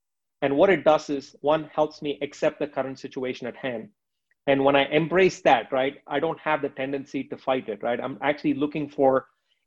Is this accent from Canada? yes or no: no; India; moved away; in the early 90s, where I was growing up in India